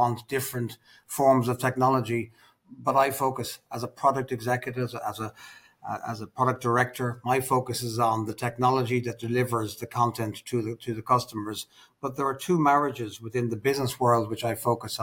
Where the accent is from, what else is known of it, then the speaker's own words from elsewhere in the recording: Ireland; also born or lived in United Kingdom; now in Dubai, United Arab Emirates; as an Irishman myself